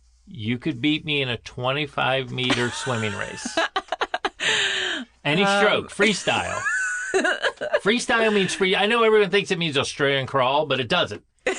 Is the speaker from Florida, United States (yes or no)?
yes; Plantation, Florida, United States; I grew up in Florida.